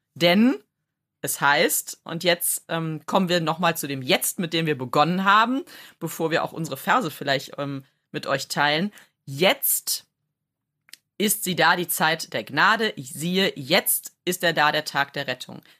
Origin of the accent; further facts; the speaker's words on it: Rhineland, Germany; so als Rheinländerin